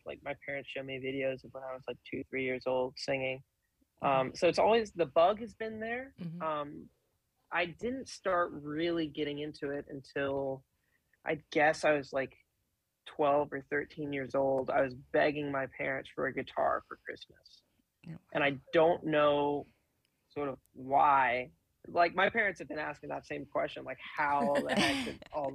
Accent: Tyler, Texas, United States; also born or lived in Dallas, Texas; We lived in Dallas for around 10 years, so I sort of grew up in Dallas, but most of like my core memories are in Tyler

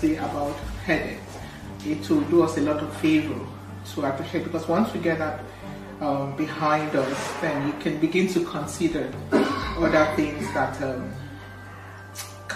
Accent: Imo, Nigeria; moved away as an adult; now in United Kingdom; I'm from Imo State, and I had my training in Idiaba

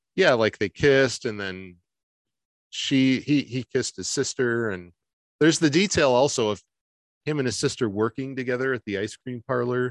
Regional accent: Michigan, United States; moved away as an adult; also born or lived in Detroit; I'm from Michigan

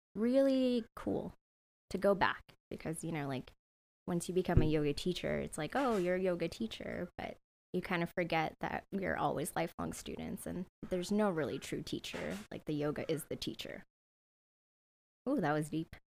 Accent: San Jose, California, United States; also born or lived in Santa Barbara, United States; now in Sacramento, United States; I grew up in San Jose

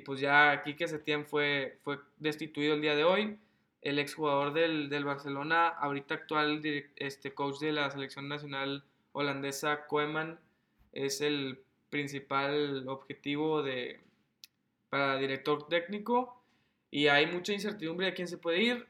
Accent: Mexico; como mexicano

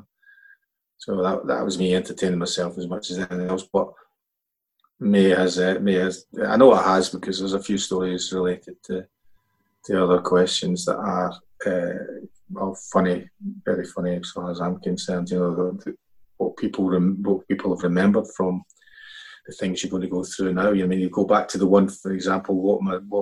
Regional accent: Scotland, United Kingdom; we grew up in Scotland, you were allowed to have an English side as well.

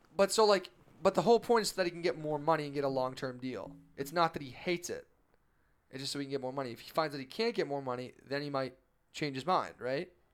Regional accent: Boston, Massachusetts, United States; I'm from Boston

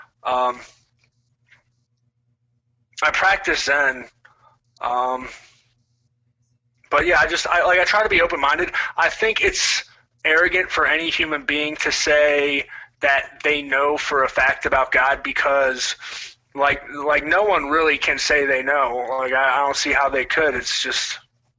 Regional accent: Waldorf, Maryland, United States; I grew up outside of Washington, D.C., a place called Waldorf

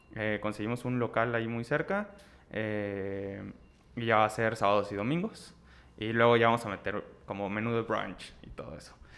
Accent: Ciudad Victoria, Tamaulipas, Mexico; moved away as an adult; now in Monterrey, Mexico; yo soy de Ciudad Victoria, Tamaulipas, me vine a estudiar a, Monterrey.

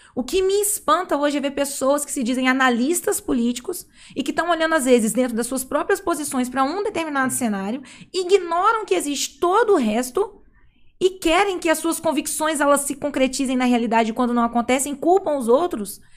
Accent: Juiz de Fora, Minas Gerais, Brazil; Sou de Juiz de Fora, Minas Gerais

